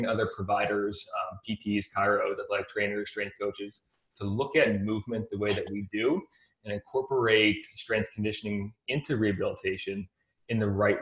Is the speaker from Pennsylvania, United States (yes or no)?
yes; Pottsville, Pennsylvania, United States; now in Phoenix, United States; I grew up in a little town called Pottsville. It's backwoods Pennsylvania